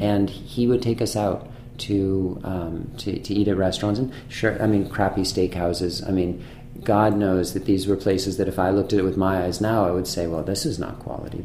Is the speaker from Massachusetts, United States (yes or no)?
yes; Manchester-by-the-Sea, Massachusetts, United States; also born or lived in France; now in San Francisco, United States; I grew up in Manchester, which is a small town on the north coast of, um, of Massachusetts